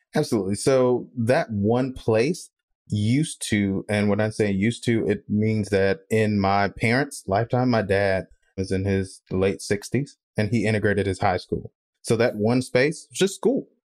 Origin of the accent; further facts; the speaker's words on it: Mississippi, United States; I'm from Mississippi